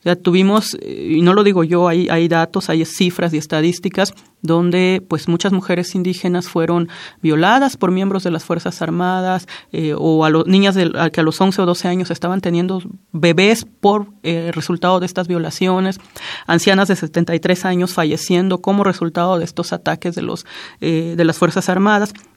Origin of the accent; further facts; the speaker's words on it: Juchitán, Oaxaca, Mexico; first language Zapotec; Spanish is a second language; yo nací en Juchitán, Oaxaca